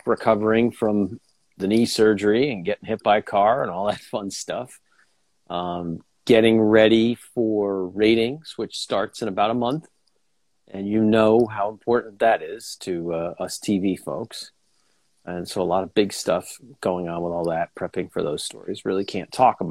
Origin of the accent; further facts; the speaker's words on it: United States; growing up outside New York City